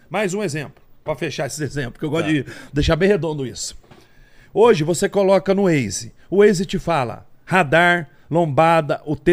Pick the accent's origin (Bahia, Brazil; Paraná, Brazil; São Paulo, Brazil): São Paulo, Brazil; Campinas; born there; moved away as an adult; also born or lived in Porto Seguro; nasci em Campinas, interior de São Paulo.